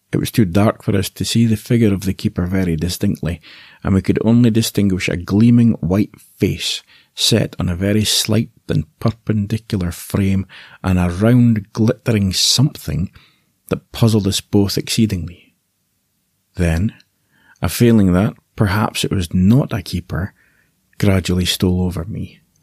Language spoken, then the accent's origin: English; Aberdeen, Scotland, United Kingdom; accent: Scottish; I was born in Aberdeen, the northeast of Scotland